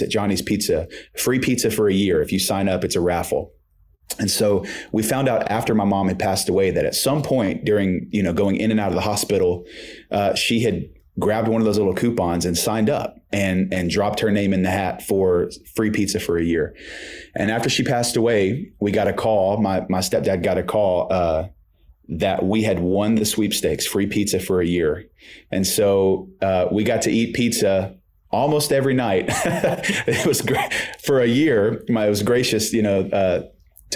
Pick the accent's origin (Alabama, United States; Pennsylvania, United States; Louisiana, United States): Louisiana, United States; Shreveport; now in Texas, United States; I was born and raised in Shreveport, and so that's northwest Louisiana